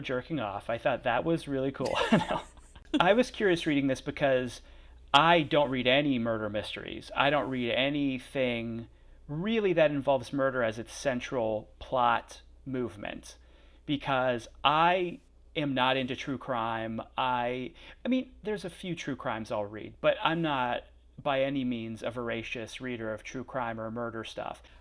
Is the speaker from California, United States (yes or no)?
no; Pennsylvania, United States; also born or lived in outside Philadelphia; I'm from Pennsylvania